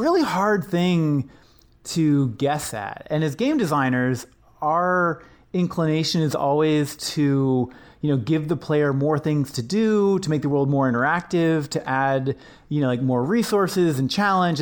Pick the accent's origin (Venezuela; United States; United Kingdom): United States; Washington; my childhood, growing up in Washington State